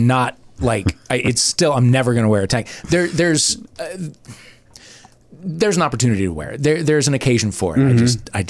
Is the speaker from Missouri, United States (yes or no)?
yes; St. Louis, Missouri, United States; I am from St. Louis, Missouri.